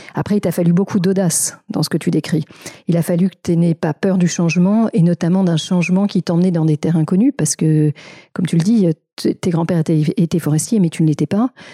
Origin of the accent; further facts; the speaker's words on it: France; chez nous, en France